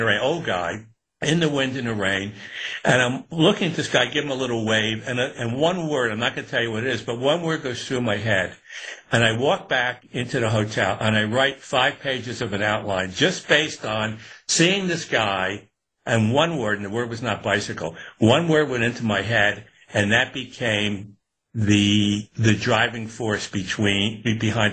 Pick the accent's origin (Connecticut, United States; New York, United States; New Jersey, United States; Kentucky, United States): New York, United States; Newburgh; I'd done it even as a kid when I was growing up in Newburgh and upstate